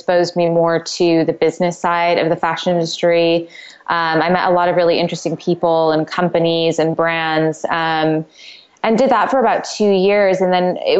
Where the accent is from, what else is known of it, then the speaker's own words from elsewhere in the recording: San Francisco, California, United States; also born or lived in San Diego / London; now in Los Angeles, United States; I'm originally from San Francisco, Northern California.